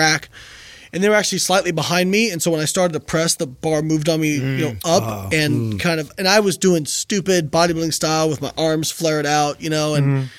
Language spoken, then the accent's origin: English; Indiana, United States; moved away as an adult; also born or lived in Florida; I'm from Indiana. I went to school in Florida.